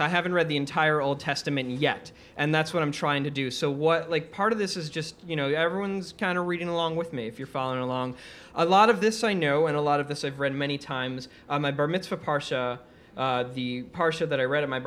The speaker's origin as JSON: {"language": "English", "town": "New York City", "region": "New York", "country": "United States", "tie": "born or raised there", "also_born_or_lived": "Israel", "said": "I grew up in Queens, New York."}